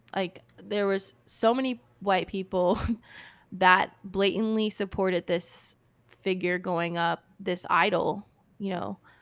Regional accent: United States; also born or lived in Richmond, Virginia; our country

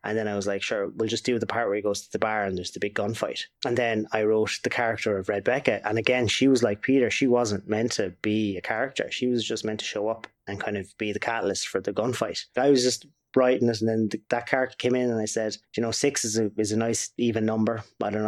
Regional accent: Waterford, Munster, Ireland; we're from Waterford.

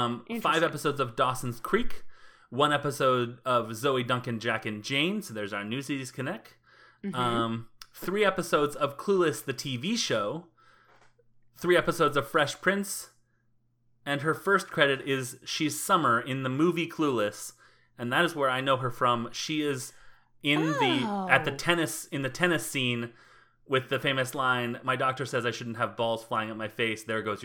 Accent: Panama; I'm from Panama. I'm Panamanian.

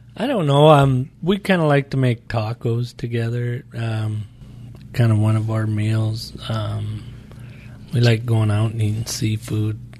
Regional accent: Montana, United States; moved away as an adult; now in Phoenix, United States; we're from Montana

